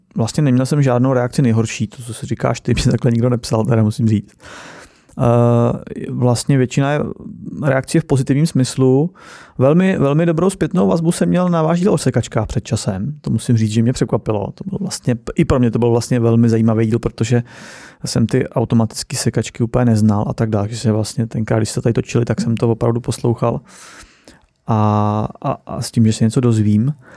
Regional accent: Czechia; jsem Čech

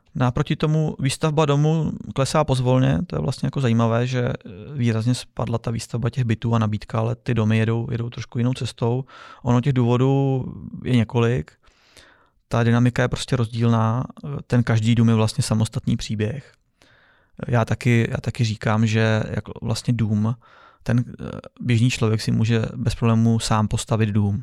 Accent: Czechia; u nás v Čechách

